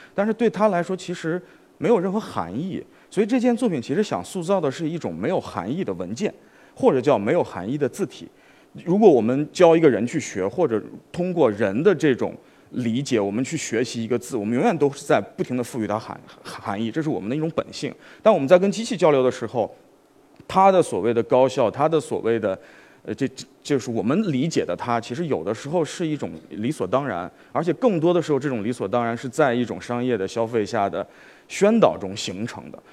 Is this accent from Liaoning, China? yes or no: no; Xi'an, Shaanxi, China; moved away; also born or lived in Wuhan; 我的老家是西安， 所以我其实从小是在碑林，不能说长， 长大，但是跟碑林其实有一个特别近的关系